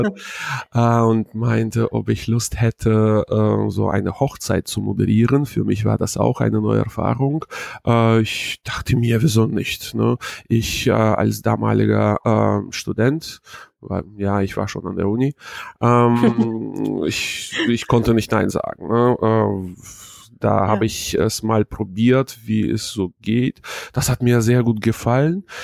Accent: Hanover, Lower Saxony, Germany; äh, ich komme aus Hannover

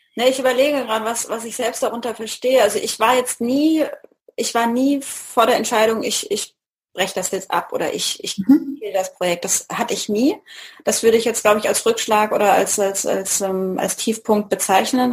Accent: Mannheim, Baden-Württemberg, Germany; Hier in der Gegend von Mannheim

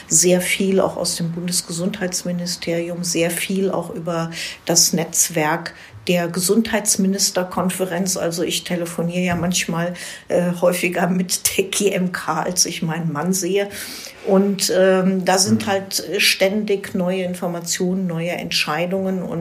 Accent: Falkensee, Brandenburg, Germany; Ich war 16 Jahre lang Stadtverordnete in meiner Heimatstadt Falkensee als Fraktionsvorsitzende der äh, grünen Ratsfraktion sozusagen.

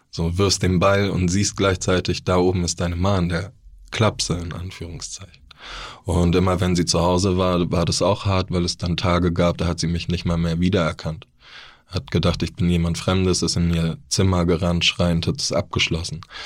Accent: Neu-Ulm, Bavaria, Germany; now in Hamburg, Germany; Ich bin in Neu-Ulm geboren

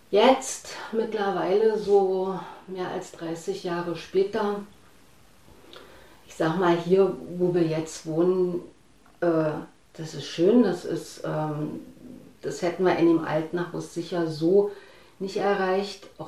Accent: East Germany, Germany; denn ich fühle mich sehr wohl als Ostdeutsche. Das, also ich habe überlegt, woher das kommt.

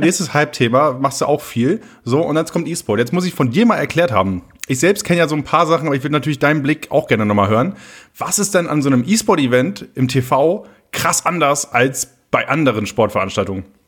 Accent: Oldenburg, Lower Saxony, Germany; Oldenburg ist halt so meine Heimat

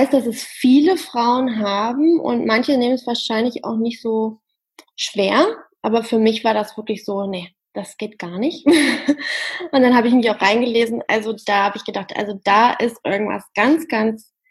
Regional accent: Harz, Germany; Die Masterarbeit habe ich dann im Harz in meiner Heimat geschrieben

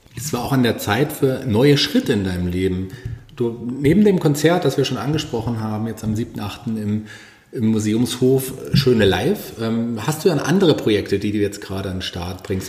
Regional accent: Fulda, Hesse, Germany; also born or lived in Berlin; Ich bin gebürtiger Fuldaer, liebe Fulda tatsächlich immer noch

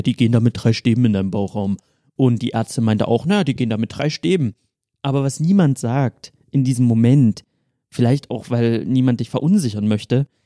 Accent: Dresden, Saxony, Germany; moved away as an adult; now in Cologne, Germany; ich bin hier in Dresden geboren, meine Mutter ist Dresdnerin

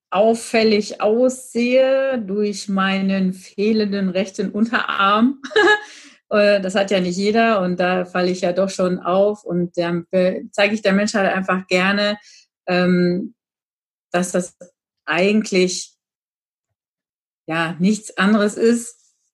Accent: Gütersloh, North Rhine-Westphalia, Germany; ich komme aus Gütersloh

